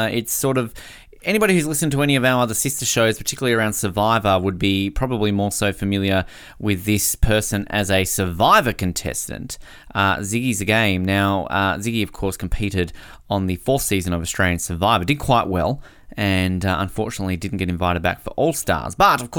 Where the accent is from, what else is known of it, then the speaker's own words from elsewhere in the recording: Canada; Hard not to get caught up in the Raptors after the last 12 or so months, particularly being a Canadian.